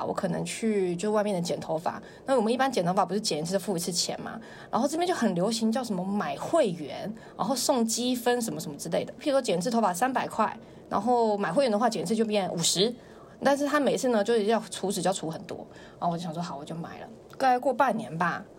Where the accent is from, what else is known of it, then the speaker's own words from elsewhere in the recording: Taiwan; accent: Taiwanese; now in China; 他们说是因为我台湾腔很重，他们就觉得我不了解当时的情况，所以就很好骗